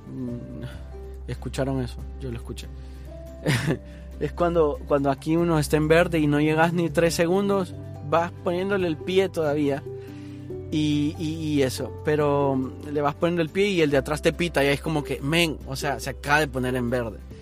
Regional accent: Honduras; moved away; yo hablo de Honduras porque es mi país de origen

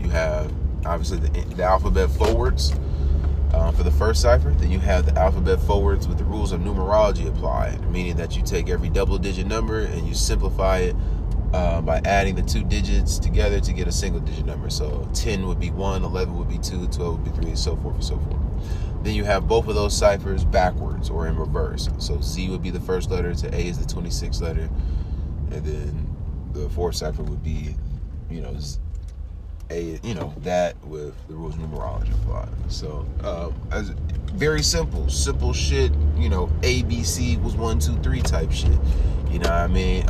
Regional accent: United States; I'm still an American

